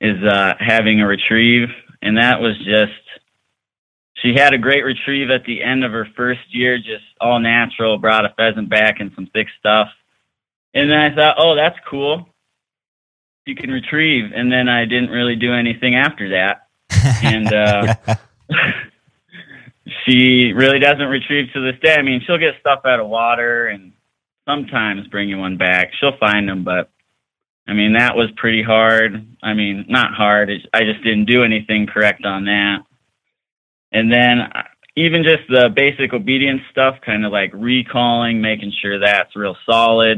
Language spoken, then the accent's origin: English; Rapid City, South Dakota, United States; I'm from Rapid City, South Dakota